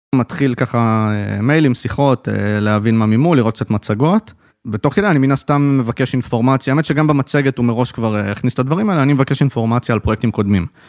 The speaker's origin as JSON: {"language": "Hebrew", "town": "Haifa", "region": "Haifa District", "country": "Israel", "tie": "born or raised there"}